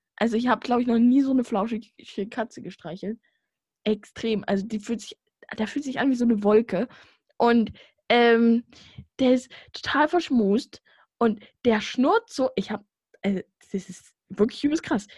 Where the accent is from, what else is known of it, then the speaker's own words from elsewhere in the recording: Vogtland, Saxony, Germany; accent: Vogtland; ich komme ja aus dem Vogtland